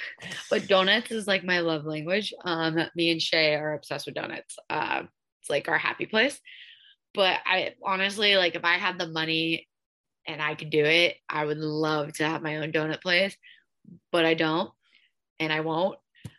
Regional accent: Ocean City, Maryland, United States; Okean City doesn't have a hockey team. So I'm not like a, okay, I'm not going against my hometown.

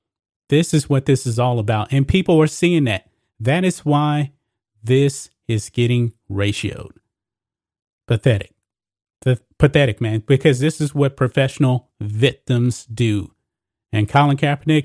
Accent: Texas, United States; I grew up in Texas

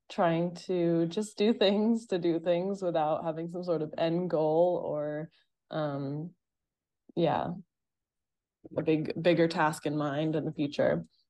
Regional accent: Massachusetts, United States; moved away as an adult; also born or lived in Boston; I grew up in Massachusetts as well, so, like, I'd literally been there for twenty-three years in that state

